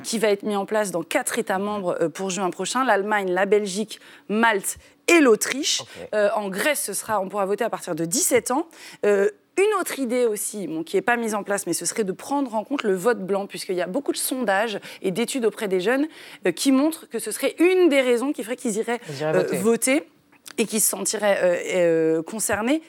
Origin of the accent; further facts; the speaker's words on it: France; chez nous, en France